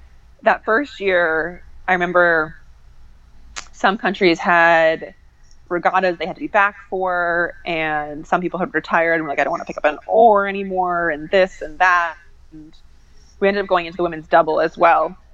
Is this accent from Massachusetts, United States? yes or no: yes; Boston, Massachusetts, United States; my hometown